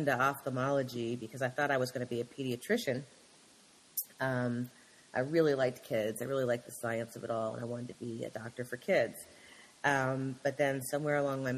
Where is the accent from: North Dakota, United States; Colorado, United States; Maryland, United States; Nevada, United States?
Maryland, United States; Lanham; also born or lived in Washington, D.C. / North Carolina / Philadelphia; I was born in D.C. And spent all my years growing up in Prince George's County, Lanham native